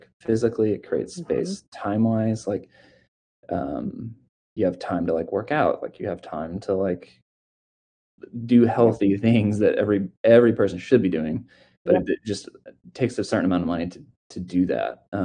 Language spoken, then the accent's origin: English; Missouri, United States; I grew up in Missouri, very poor, like literally grew up in a trailer